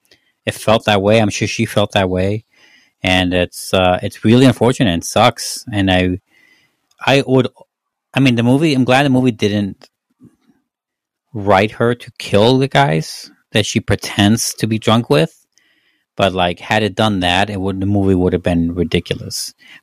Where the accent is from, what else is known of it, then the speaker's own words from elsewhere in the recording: Mexico; moved away; I don't get a lot of guff for being Mexican.